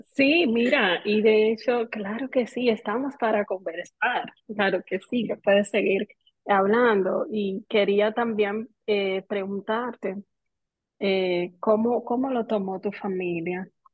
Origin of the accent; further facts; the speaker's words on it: Dominican Republic; hoy las tres somos dominicanas